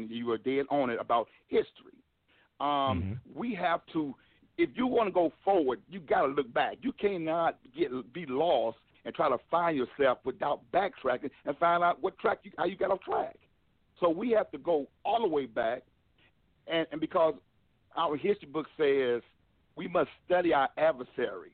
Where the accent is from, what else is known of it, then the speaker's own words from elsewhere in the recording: Milwaukee, Wisconsin, United States; now in North Carolina, United States; I was born and raised in Milwaukee, Wisconsin